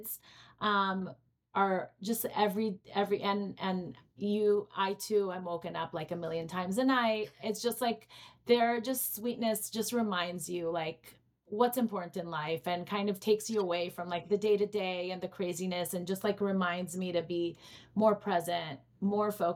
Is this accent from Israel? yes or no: yes; Israel; moved away; I grew up in Israel